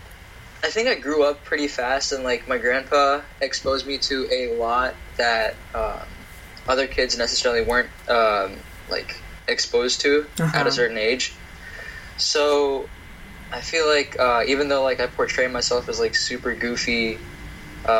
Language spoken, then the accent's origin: English; New Jersey, United States; also born or lived in New York; I was born in New York, but okay. I lived in New Jersey for all my life